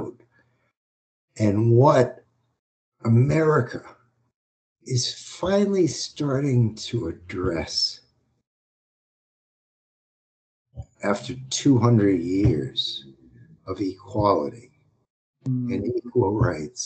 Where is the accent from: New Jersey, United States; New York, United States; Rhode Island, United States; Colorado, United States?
Rhode Island, United States; now in Los Angeles, United States; I'm from Rhode Island